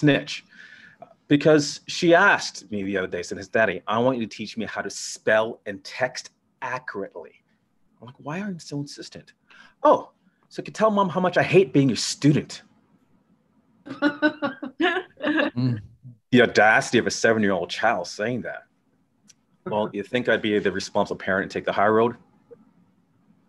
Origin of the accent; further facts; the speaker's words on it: Toronto, Ontario, Canada; now in Chicago, United States; I'm from Toronto